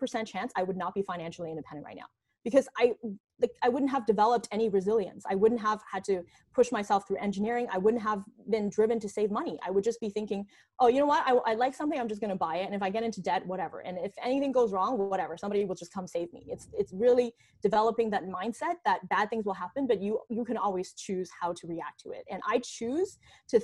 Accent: Canada; also born or lived in China; I was actually born in China, and we immigrated to Canada when I was 8 years old

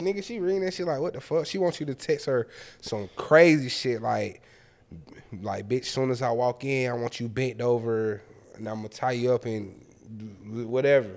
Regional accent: Atlanta, Georgia, United States; We real Atlanta.

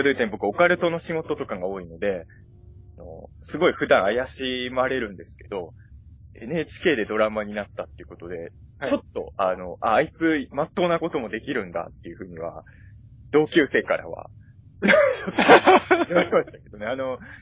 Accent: Ibaraki, Japan; now in Chofu, Japan; 僕も出身は茨城

